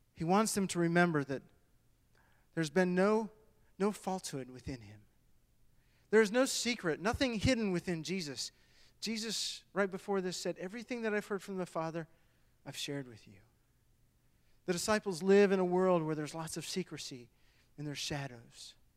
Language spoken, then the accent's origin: English; Michigan, United States; moved away; I was born and raised in Michigan